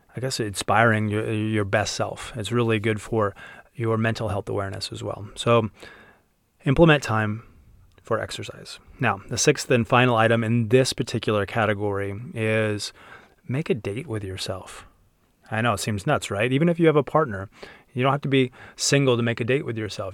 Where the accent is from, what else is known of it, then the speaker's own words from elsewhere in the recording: Utah, United States; growing up in Utah